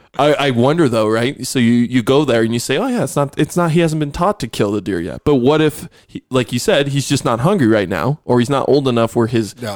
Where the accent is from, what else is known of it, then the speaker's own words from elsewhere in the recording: Buffalo, New York, United States; I grew up in Buffalo.